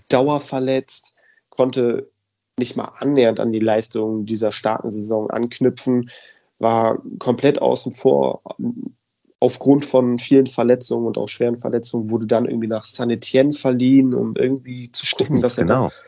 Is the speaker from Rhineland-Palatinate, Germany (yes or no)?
no; Cologne, North Rhine-Westphalia, Germany; als Kölner hier habe ich das natürlich auch alles so ein bisschen näher mitbekommen.